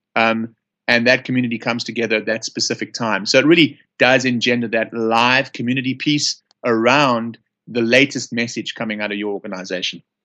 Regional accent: Johannesburg, Gauteng, South Africa; accent: South African; now in United States; I'm from Johannesburg, South Africa

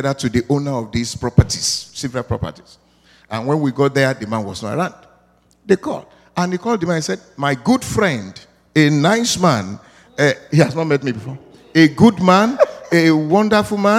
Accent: Nigeria; moved away; I'm from Africa, precisely Nigeria.

